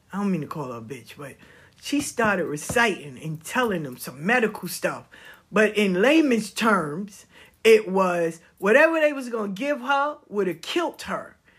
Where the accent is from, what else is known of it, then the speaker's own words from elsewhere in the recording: the South, United States; I'm from the South.